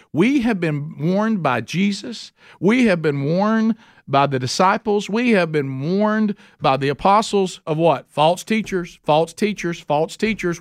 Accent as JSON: {"language": "English", "area": "Calhoun County", "region": "Alabama", "country": "United States", "said": "I'm from Calhoun County, so I say things that don't sound like what they really are"}